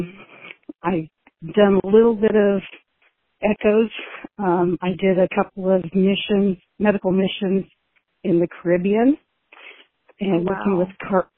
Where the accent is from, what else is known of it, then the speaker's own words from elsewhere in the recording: California, United States; also born or lived in New Mexico / Colorado; now in Wenatchee, United States; Originally, I was born in California